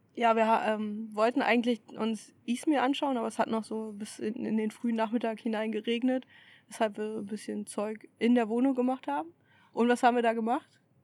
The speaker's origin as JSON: {"language": "German", "country": "Germany", "said": "von vielen als Deutsche erkannt"}